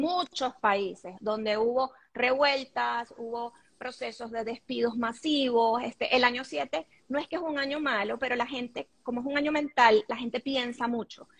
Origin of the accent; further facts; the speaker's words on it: Caracas, Capital District, Venezuela; moved away as an adult; also born or lived in Panama; now in Madrid, Spain; soy venezolana y vivo en Madrid. Eh, tengo ya casi cinco años aquí, antes viví en Panamá y por supuesto casi toda mi vida en Caracas, soy caraqueña